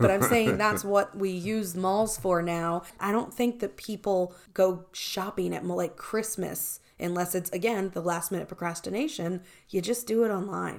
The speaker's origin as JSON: {"language": "English", "town": "Baltimore", "region": "Maryland", "country": "United States", "tie": "born or raised there", "said": "Well, I grew up in Baltimore."}